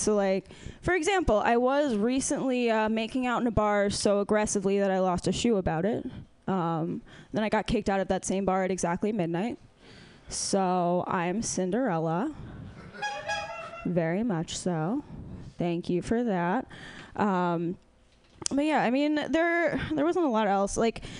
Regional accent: East Coast, United States; so I was raised on the East Coast

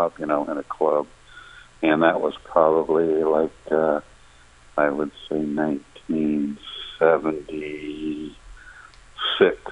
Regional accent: Amherst, Massachusetts, United States; I grew up in Amherst, Massachusetts

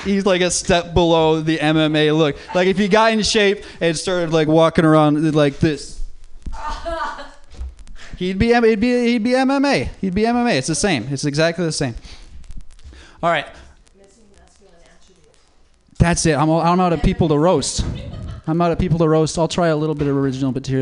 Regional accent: Minnesota, United States; moved away; I'm not from LA. I'm from Minnesota

